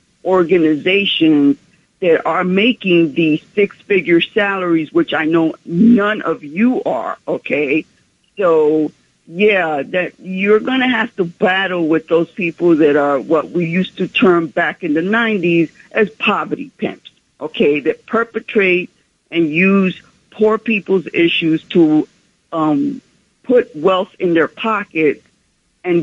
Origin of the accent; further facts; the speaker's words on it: New York City, New York, United States; from Central Harlem, lifelong New Yorker.